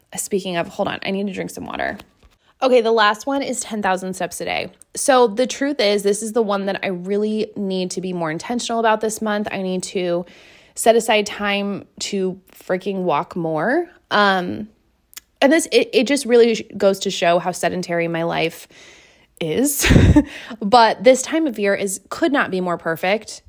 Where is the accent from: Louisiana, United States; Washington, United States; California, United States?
Washington, United States; between Seattle and Tacoma; moved away; I grew up in Washington, like near Seattle, okay? Like halfway between Seattle and Tacoma